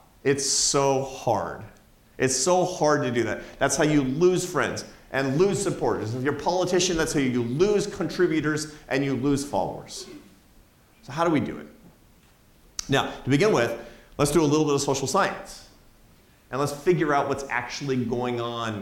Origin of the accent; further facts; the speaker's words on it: Seattle, Washington, United States; It's my hometown. I grew up in Seattle, Washington.